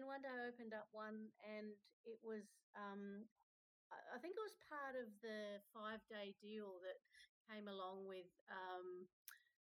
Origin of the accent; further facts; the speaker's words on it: Adelaide, South Australia, Australia; I'm down from Australia.